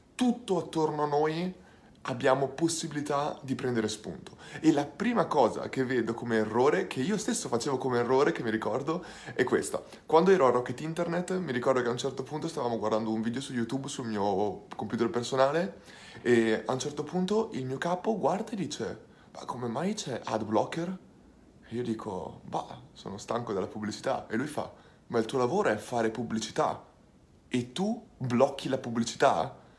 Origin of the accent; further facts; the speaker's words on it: Ferrara, Emilia-Romagna, Italy; sono di Ferrara, quindi starò principalmente a Ferrara